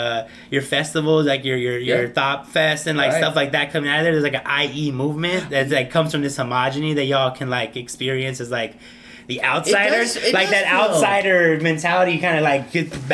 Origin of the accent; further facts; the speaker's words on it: El Salvador; It's like, no, sir, I am from El Salvador.